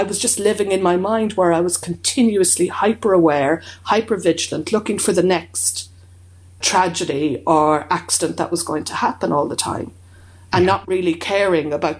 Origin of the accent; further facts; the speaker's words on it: Ireland; growing up in Ireland